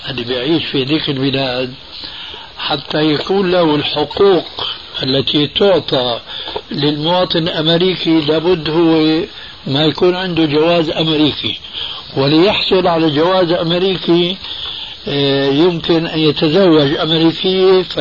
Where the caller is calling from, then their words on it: United States; وأقول من أمريكا.